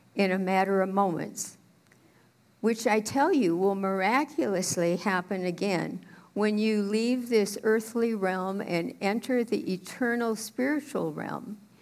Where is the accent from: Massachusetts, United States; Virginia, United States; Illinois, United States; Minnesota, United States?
Minnesota, United States; Minneapolis; also born or lived in St. Paul, Minnesota / St. Louis Park, Minnesota / Thief River Falls, Minnesota / Austin, Minnesota; I grew up as a Methodist preacher's kid in Minneapolis.